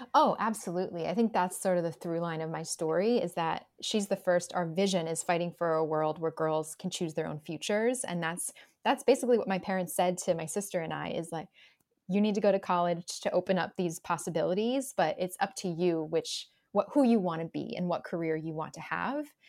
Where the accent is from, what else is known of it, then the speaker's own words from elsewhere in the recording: New Jersey, United States; I grew up in the New Jersey suburbs